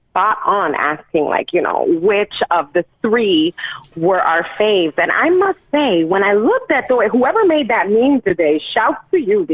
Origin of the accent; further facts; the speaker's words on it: New York City, New York, United States; growing up in New York